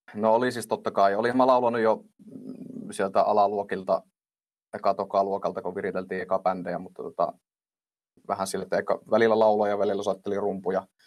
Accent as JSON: {"language": "Finnish", "town": "Suolahti", "region": "Central Finland", "country": "Finland", "also_born_or_lived": "Jyväskylä", "lives_now": "Laukaa, Finland", "said": "alun perinhan mä oon Suol- Suolahdesta"}